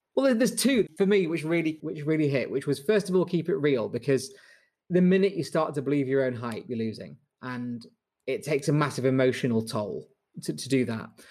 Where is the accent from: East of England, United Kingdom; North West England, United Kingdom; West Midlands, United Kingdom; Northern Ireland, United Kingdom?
North West England, United Kingdom; Manchester